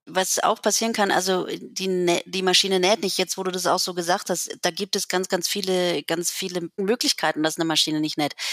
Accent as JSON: {"language": "German", "area": "Lake Constance", "region": "Baden-Württemberg", "country": "Germany", "tie": "born or raised there", "also_born_or_lived": "Berlin", "moved": "as an adult", "said": "Ich bin ja hier am Bodensee aufgewachsen"}